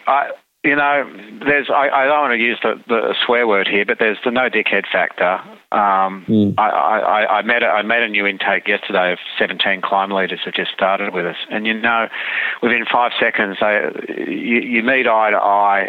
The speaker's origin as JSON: {"language": "English", "country": "Australia", "said": "we're just an Australian being an Australian"}